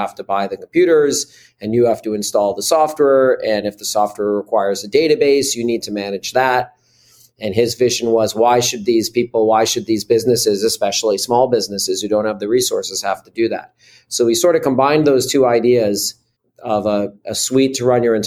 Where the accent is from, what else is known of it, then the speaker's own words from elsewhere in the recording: Newton, Massachusetts, United States; I was born in Newton, Massachusetts